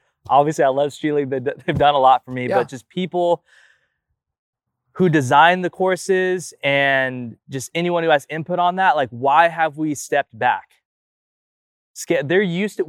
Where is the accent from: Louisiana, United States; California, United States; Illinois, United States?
California, United States; Sacramento; my hometown, like in like Sacramento